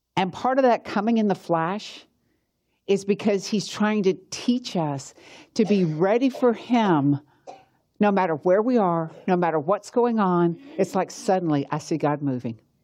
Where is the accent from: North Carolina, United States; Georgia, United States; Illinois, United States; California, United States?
Georgia, United States; accent: Southern; I'm from Georgia.